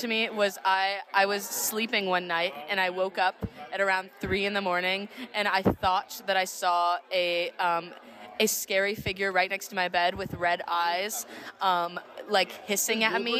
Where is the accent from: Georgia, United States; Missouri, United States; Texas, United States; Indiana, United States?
Georgia, United States; Atlanta; I'm from Atlanta, Georgia.